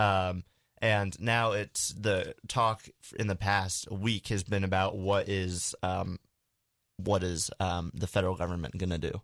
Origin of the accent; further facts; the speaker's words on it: United States; I'm an American